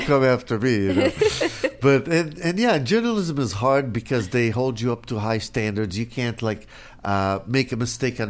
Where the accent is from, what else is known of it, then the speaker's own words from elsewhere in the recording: the South, United States; That's probably because I'm from the South and not from L.A., you know?